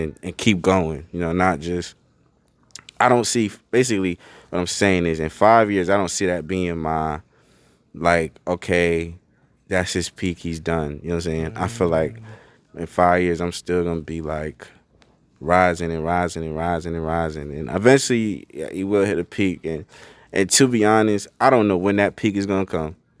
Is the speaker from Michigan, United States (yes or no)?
no; Bridgeport, Connecticut, United States; I'm from Bridgeport, Connecticut. It's a city.